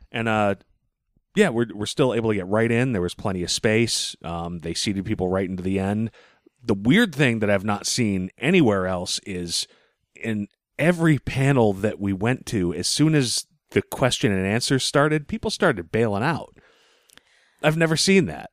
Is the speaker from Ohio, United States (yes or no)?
no; Boston, Massachusetts, United States; as a Bostonian